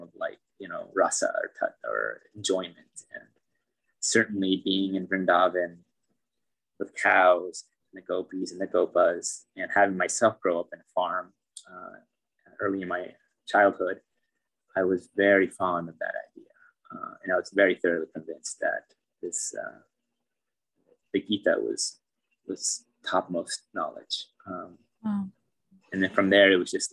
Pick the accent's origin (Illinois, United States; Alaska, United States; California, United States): California, United States; Philo; moved away as an adult; also born or lived in Novato, California / India; my hometown is only an hour away from Odaria. The town of Philo.